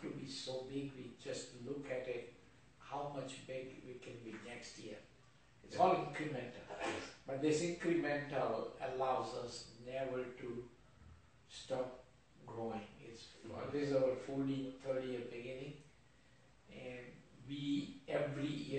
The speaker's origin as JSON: {"language": "English", "town": "Mumbai", "region": "Maharashtra", "country": "India", "tie": "born or raised there", "also_born_or_lived": "Mandvi, Kutch, Gujarat", "moved": "as an adult", "lives_now": "United States", "said": "I grew up in Mumbai from 6 to 21. And I came to America at age 22."}